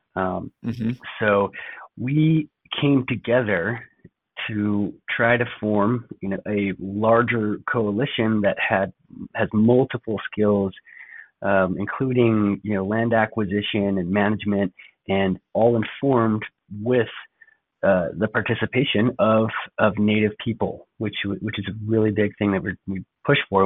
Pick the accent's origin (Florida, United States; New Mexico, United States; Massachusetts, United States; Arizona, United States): New Mexico, United States; Gallup; also born or lived in Navajo Nation / Monument Valley area; now in Flagstaff, United States; I'm actually from Gallup, New Mexico. Uh, lived around there and also kind of skipping back and forth on and off the Navajo Nation, uh, Monument Valley area